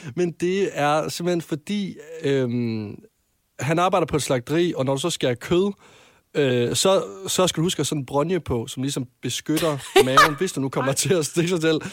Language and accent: Danish; Varde, Southern Denmark, Denmark; jeg kommer fra Vardag